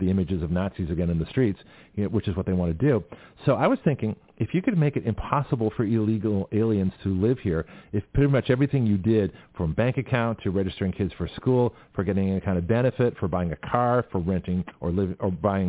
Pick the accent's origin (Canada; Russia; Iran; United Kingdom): Canada; also born or lived in California; now in Florida, United States; I was born in Canada.